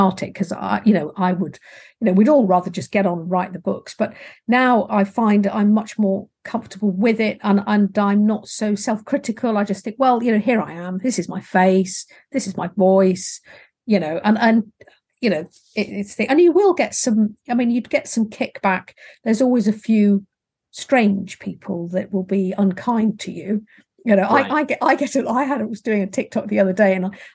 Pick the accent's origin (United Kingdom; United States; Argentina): United Kingdom; England; accent: English; my English accent